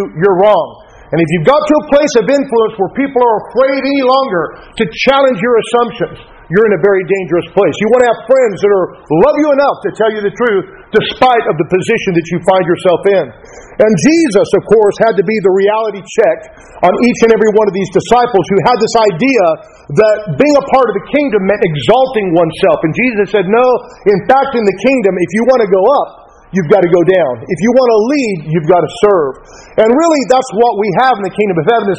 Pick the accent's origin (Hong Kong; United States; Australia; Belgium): United States; we're Americans